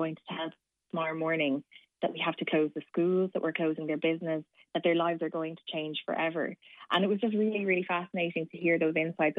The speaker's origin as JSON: {"language": "English", "town": "Waterford", "region": "Munster", "country": "Ireland", "tie": "born or raised there", "also_born_or_lived": "Cork", "said": "Well, I was born in Cork and raised in Waterford. So my mom is Cork and dad's Waterford. My parents live in Waterford, but I always have to say I'm from both."}